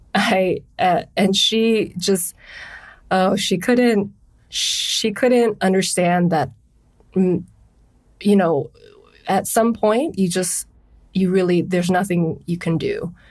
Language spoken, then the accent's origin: English; Honolulu, Hawaii, United States; I'm from Honolulu, Hawaii